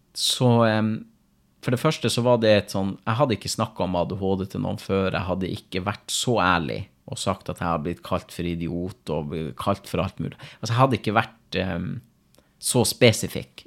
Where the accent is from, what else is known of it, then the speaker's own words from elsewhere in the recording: Finnmark, Norway; Men nå er jeg fra Finnmark